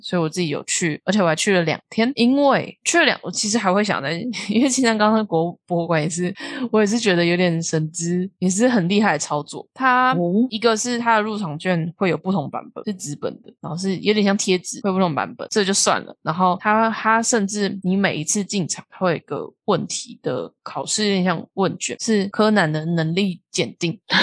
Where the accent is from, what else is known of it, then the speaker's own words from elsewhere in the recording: Taiwan; 身为一个台湾人